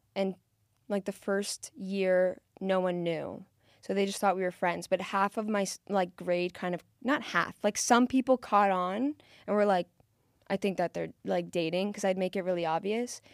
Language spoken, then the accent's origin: English; South Florida, United States; I'm from South Florida